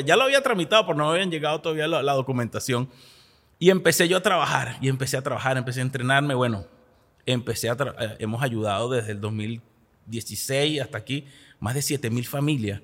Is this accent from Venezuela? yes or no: yes; Venezuela; moved away as an adult; now in United States